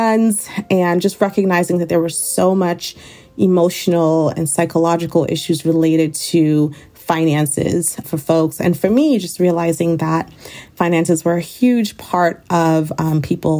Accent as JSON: {"language": "English", "country": "Trinidad & Tobago", "tie": "born or raised there", "moved": "yes", "lives_now": "Oahu, United States", "said": "I'm a girl from the Caribbean. I was born in Trinidad and Tobago."}